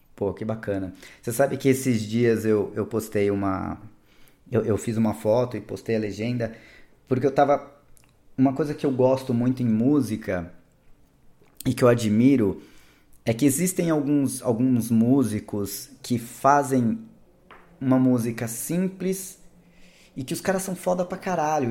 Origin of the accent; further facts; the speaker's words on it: Ubatuba, São Paulo, Brazil; fui morar em Ubatuba